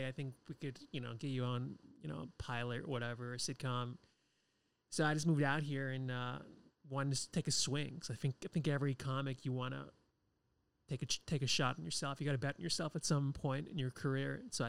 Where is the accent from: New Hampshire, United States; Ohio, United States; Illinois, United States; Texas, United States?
New Hampshire, United States; also born or lived in Boston, United States / New York, United States; now in Los Angeles, United States; I was born and raised in New Hampshire.